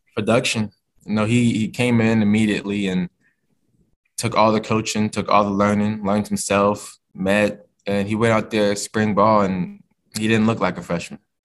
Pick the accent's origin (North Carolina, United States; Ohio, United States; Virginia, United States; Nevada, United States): Virginia, United States; moved away as an adult; now in Kentucky, United States; being a Virginia guy, you know, my process growing up was, you know, I always wanted to represent my home state